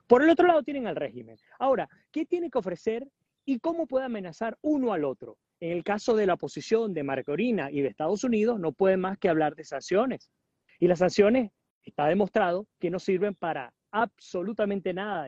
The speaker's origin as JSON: {"language": "Spanish", "country": "Venezuela", "said": "como ciudadanos venezolanos dentro o fuera del país"}